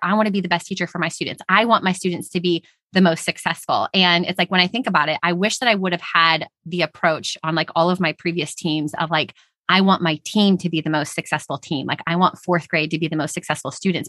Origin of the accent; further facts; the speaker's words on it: Houston, Texas, United States; We're all from Texas, Houston